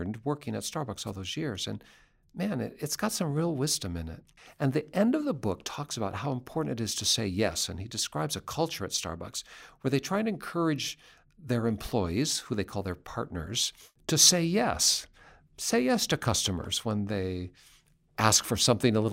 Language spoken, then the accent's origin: English; Seattle, Washington, United States; I grew up in Seattle. That's my home place.